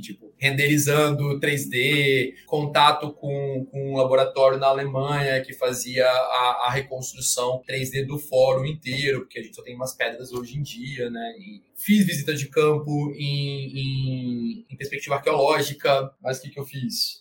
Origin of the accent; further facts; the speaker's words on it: Brazil; a gente é brasileiro